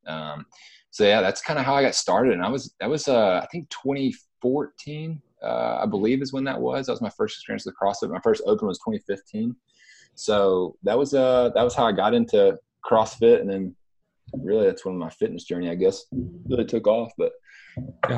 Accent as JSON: {"language": "English", "town": "Dothan", "region": "Alabama", "country": "United States", "tie": "born or raised there", "also_born_or_lived": "Virginia / Decatur", "moved": "as an adult", "lives_now": "Birmingham, United States", "said": "from the South, born in Virginia, moved down south through Decatur, through Dothan, and I would probably say Dothan's the hometown"}